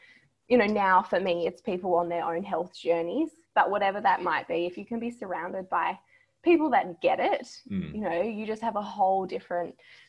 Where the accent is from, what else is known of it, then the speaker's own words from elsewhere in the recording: Tom Price, Western Australia, Australia; growing up in Tom Price